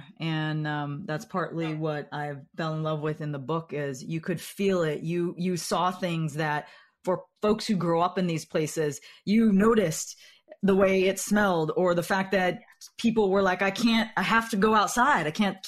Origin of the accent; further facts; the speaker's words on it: Central Valley of California, United States; I'm from the Central Valley of California.